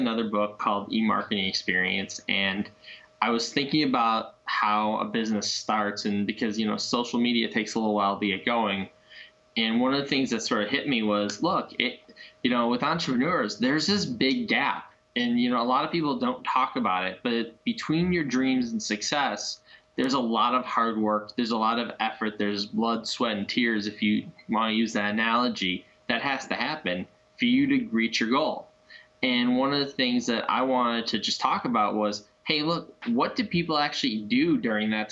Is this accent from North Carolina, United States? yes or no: no; Chicago, Illinois, United States; I am born and bred in Chicago